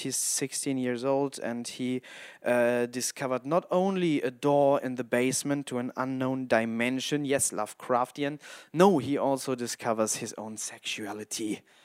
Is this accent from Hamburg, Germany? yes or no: yes; Hamburg, Germany; English is a second language; also born or lived in Wolfenbüttel, Lower Saxony; I'm a filmmaker from Hamburg